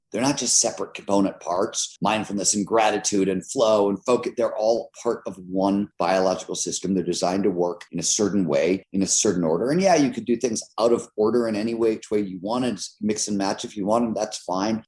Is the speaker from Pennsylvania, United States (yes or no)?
no; Cleveland, Ohio, United States; I grew up in Cleveland, Ohio in the 70s.